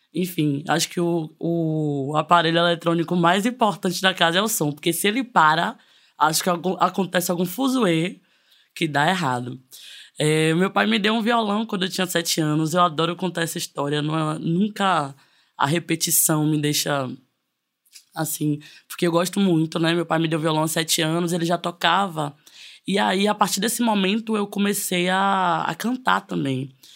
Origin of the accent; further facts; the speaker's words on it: interior of Bahia, Brazil; sou do interior da Bahia